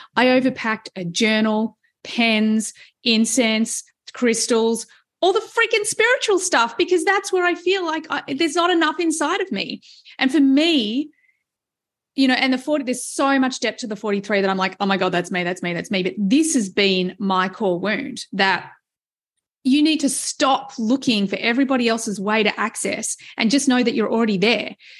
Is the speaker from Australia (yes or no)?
yes; Australia; being Australian